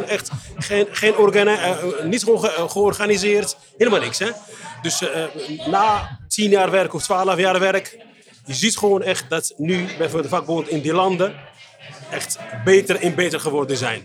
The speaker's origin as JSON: {"language": "Dutch", "country": "Morocco", "moved": "yes", "lives_now": "Netherlands", "said": "ik kom uit Marokko"}